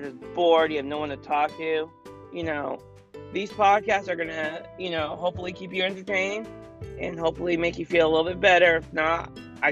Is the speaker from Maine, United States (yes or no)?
yes; Maine, United States; I am from Maine, which is really cold right now